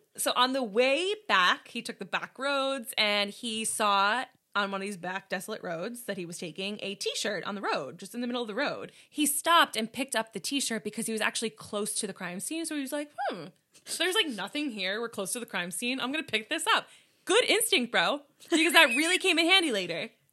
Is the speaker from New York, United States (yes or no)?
yes; New York, United States; we're from New York